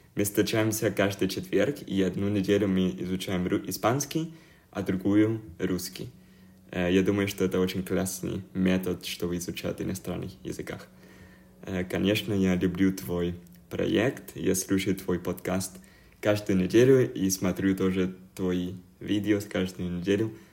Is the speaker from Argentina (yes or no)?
yes; Argentina; first language Spanish; Russian is a second language; also born or lived in Buenos Aires; Я из Аргентины и живу в Буэнос-Айресе, это столица Аргентины